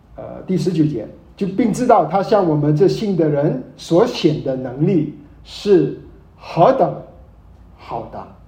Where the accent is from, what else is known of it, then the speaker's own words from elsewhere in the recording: Malaysia; 我是马来西亚人，马来西亚生长，从来没回过祖国